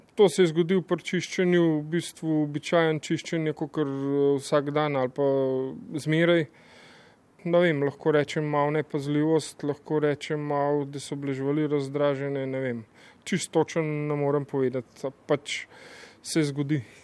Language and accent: Slovenian; Tržič, Upper Carniola, Slovenia; iz Tržiča